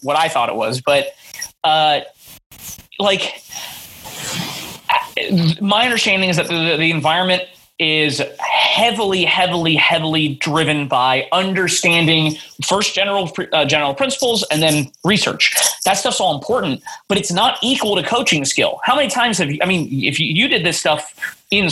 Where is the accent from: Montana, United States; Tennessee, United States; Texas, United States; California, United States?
California, United States; Monterey; moved away as an adult; now in Seattle, United States; This is when I still lived in my hometown of Monterey